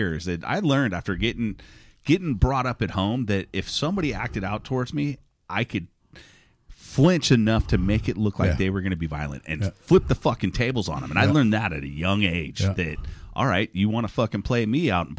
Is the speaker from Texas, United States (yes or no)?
yes; Texas, United States; Because I'm from Texas. I'm not from the East End of London.